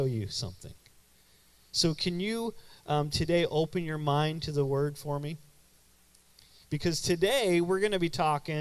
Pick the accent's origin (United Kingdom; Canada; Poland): Canada; moved away as an adult; now in United States; I grew up in what in Canada we call UPC